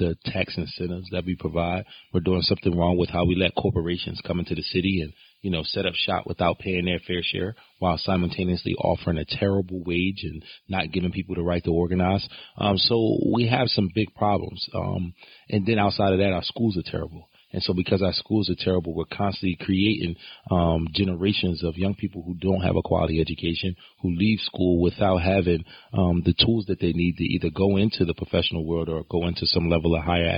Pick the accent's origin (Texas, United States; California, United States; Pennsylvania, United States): Pennsylvania, United States; Philadelphia; I grew up on Oak Lane